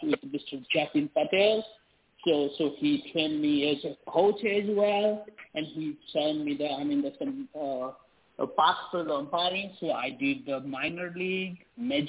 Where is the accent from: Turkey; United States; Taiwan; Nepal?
Nepal; moved away; I'm all the way from my home country is Nepal.